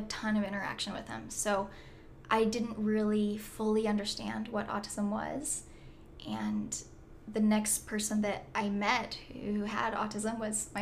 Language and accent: English; Orem, Utah, United States; I am from Orem, Utah, and I am the oldest